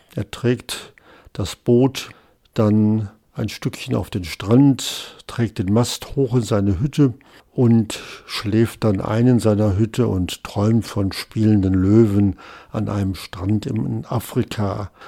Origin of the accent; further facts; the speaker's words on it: West Germany, Germany; als Westdeutscher